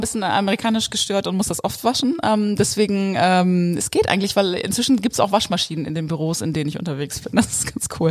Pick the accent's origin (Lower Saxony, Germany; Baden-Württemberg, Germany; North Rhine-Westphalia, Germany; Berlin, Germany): Lower Saxony, Germany; East Frisia; moved away; also born or lived in Texas; ich bin ja in der Einöde Ostfrieslands aufgewachsen